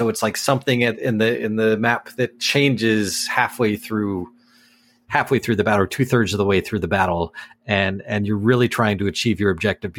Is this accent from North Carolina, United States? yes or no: yes; North Carolina, United States; I'm from North Carolina.